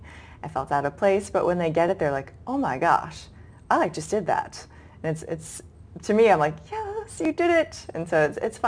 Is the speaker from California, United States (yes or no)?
no; Boston, Massachusetts, United States; And along the way, I was originally from Boston, and I went to graduate school in southern Georgia.